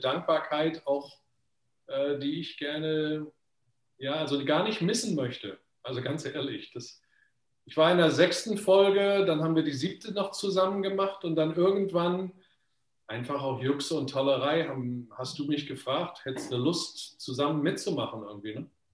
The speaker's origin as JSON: {"language": "German", "country": "Germany", "moved": "yes", "said": "ich bin ja schon so lange eigentlich aus Deutschland weg"}